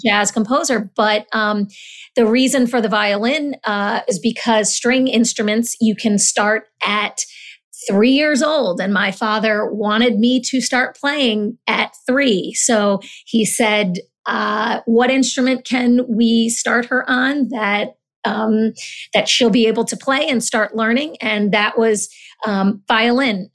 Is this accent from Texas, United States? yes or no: no; Summit, New Jersey, United States; also born or lived in Natick, Massachusetts / Honduras; I grew up in Summit, New Jersey, my family and I, we moved here when I was about six.